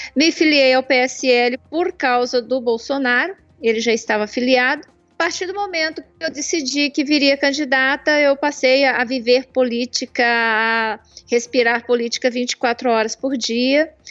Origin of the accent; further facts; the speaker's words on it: Santa Catarina, Brazil; moved away as an adult; also born or lived in Petrópolis, Rio de Janeiro; now in Ipatinga, Brazil; na realidade eu nasci em Petrópolis, Rio de Janeiro, mas passei boa parte da minha vida em Santa Catarina, mais ou menos dos 7 aos 21 anos de idade